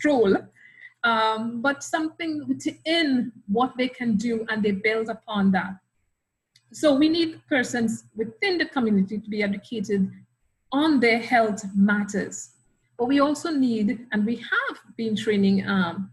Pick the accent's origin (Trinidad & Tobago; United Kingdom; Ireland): Trinidad & Tobago; moved away as an adult; also born or lived in Australia / Grenada; now in Trinidad and Tobago; I'm Trinidadian by birth. I was educated initially at the University of the West Indies in Trinidad